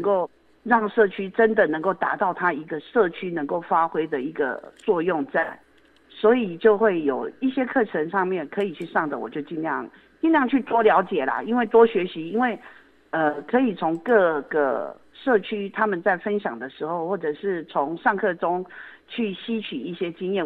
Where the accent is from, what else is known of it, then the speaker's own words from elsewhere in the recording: Yilan County, Taiwan; also born or lived in Taipei; now in Luodong, Taiwan; 我是宜兰人，哦。所以我自己的爸妈是在宜兰市